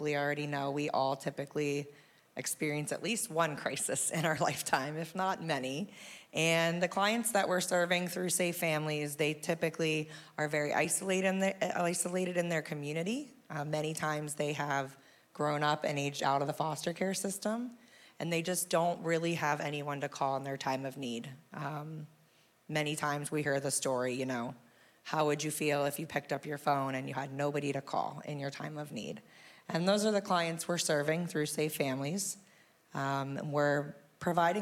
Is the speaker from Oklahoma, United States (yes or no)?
no; Perry County, Newport Millerstown area, Pennsylvania, United States; moved away as an adult; I am from Perry County originally, Newport Millerstown area